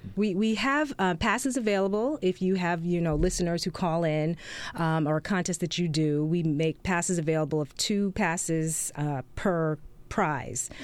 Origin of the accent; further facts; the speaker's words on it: New York, United States; now in Atlanta, United States; I'm originally from New York